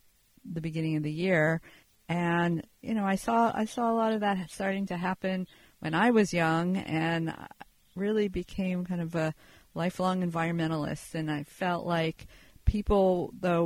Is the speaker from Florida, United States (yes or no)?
no; Pennsylvania, United States; moved away; I grew up in Pennsylvania.